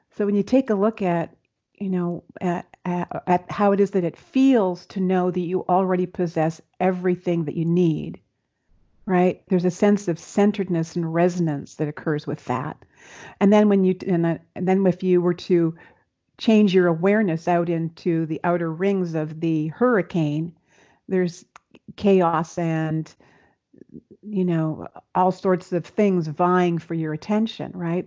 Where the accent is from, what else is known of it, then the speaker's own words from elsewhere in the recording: Seattle, Washington, United States; I'm from Seattle